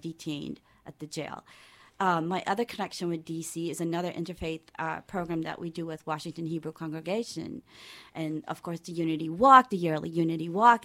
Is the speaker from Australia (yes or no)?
no; Georgetown, Demerara-Mahaica, Guyana; I am from Georgetown, which is uh, below sea level